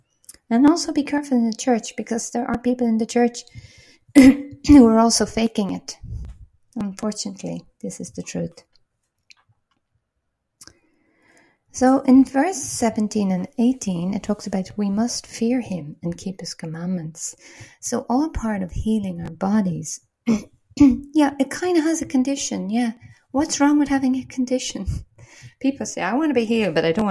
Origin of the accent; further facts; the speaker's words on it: Ireland; now in Portugal; I'm Irish